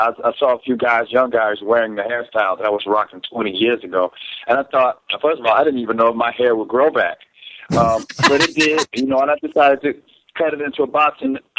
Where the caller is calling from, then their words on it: Atlanta, Georgia, United States; I'm actually in Atlanta.